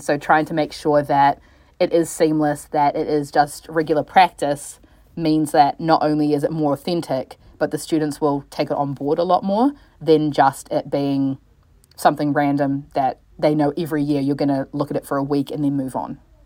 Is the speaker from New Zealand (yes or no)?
yes; New Zealand; also born or lived in Los Angeles, United States / Christchurch, New Zealand; I'm initially from the States, born in L A, but moved to New Zealand when I was three, so I do consider myself a Kiwi